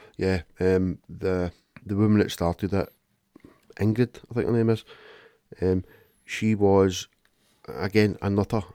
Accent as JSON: {"language": "English", "town": "Glasgow", "region": "Scotland", "country": "United Kingdom", "said": "I'm from Glasgow and I'm a man"}